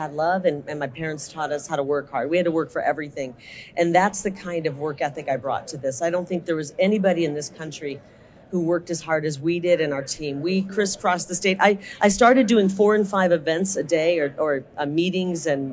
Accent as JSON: {"language": "English", "region": "Iowa", "country": "United States", "tie": "born or raised there", "said": "I'm from Iowa. Not a farm girl, but I grew up in the country near farmers"}